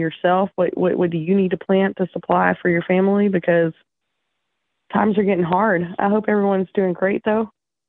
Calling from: East Tennessee, United States; I'm calling from East Tennessee.

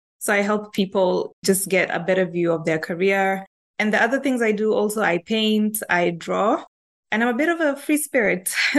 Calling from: Nairobi, Kenya; I'm calling in from Kenya, Nairobi, Kenya, and I'm in the HR profession.

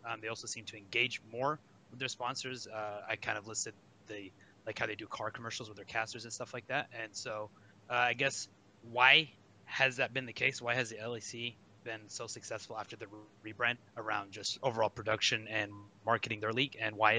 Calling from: Dallas, Texas, United States; Dallas, Texas, ….

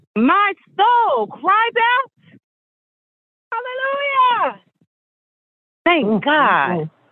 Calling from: Kokomo, Indiana, United States; I'm calling in from Kokomo, Indiana.

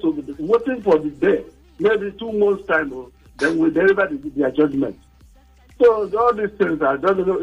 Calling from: Akuta, Nigeria; I'm calling from Akuta.

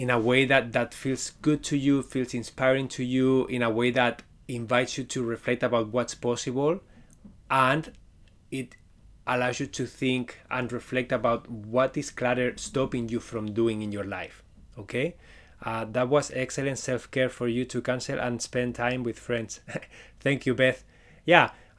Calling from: Waterloo, Ontario, Canada; I am connecting from Waterloo, Ontario, Canada. It's pretty close to Toronto

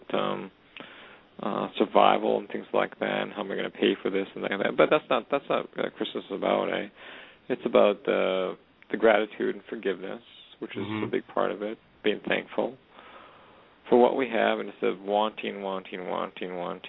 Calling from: Edmonton, Alberta, Canada; I'm calling from way up north in Edmonton, Alberta, Canada

